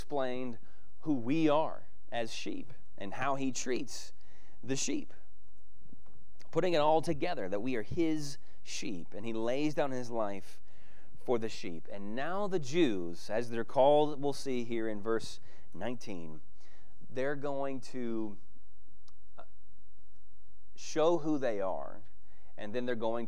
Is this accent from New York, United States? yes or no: no; Texas, United States; I'm a kid from Texas